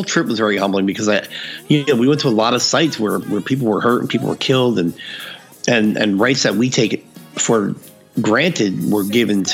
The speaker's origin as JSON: {"language": "English", "region": "Northeast", "country": "United States", "tie": "born or raised there", "said": "growing up in the Northeast"}